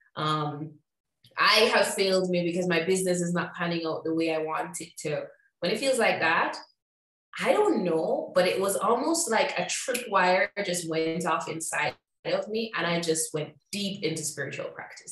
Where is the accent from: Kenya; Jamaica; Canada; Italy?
Jamaica; moved away as an adult; also born or lived in Chicago / Mexico; I'm from Jamaica originally.